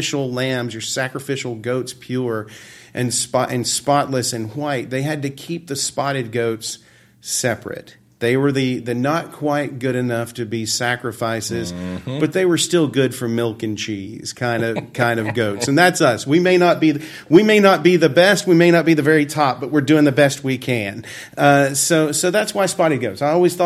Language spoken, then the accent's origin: English; Deep South, United States; moved away; I grew up in the Deep South. As soon as I could get away, I did.